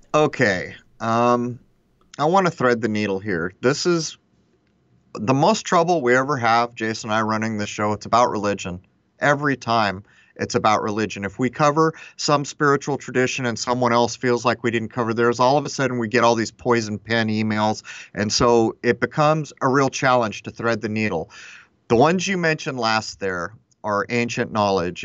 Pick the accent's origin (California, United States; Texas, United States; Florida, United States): California, United States; Southern; I grew up in Southern California